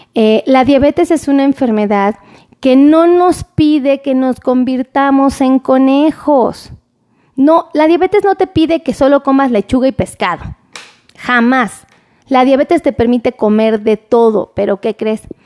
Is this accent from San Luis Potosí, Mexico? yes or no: no; Mexico City, Mexico; como buena chilanga